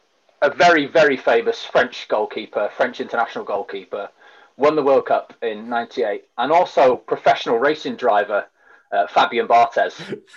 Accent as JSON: {"language": "English", "region": "Wales", "country": "United Kingdom", "tie": "born or raised there", "said": "A lot of my family is English. I was born in Wales"}